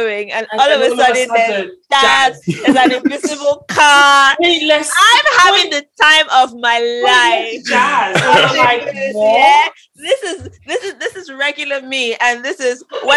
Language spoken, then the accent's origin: English; Nigeria; moved away; I was raised in Nigeria